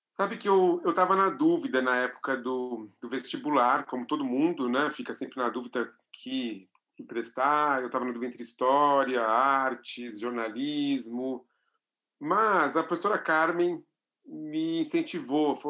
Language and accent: Portuguese; São Paulo, Brazil; como vivo e nasci em São Paulo, sempre vivi aqui